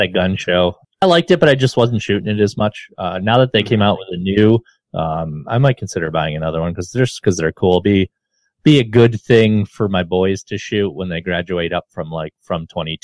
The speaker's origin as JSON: {"language": "English", "town": "Rochester", "region": "New York", "country": "United States", "tie": "born or raised there", "also_born_or_lived": "Albany, New York", "said": "I grew up around here in Rochester, went to college in Albany, and came back"}